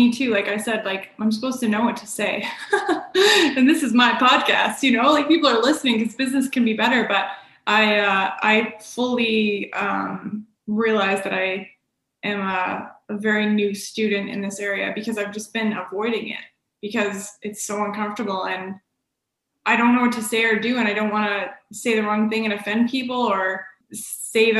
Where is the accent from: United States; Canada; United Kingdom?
Canada; born or raised there; also born or lived in Australia